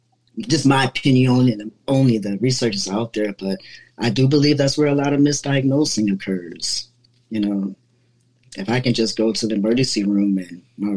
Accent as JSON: {"language": "English", "town": "Cleveland", "region": "Ohio", "country": "United States", "moved": "as an adult", "said": "I'm from Cleveland, Ohio"}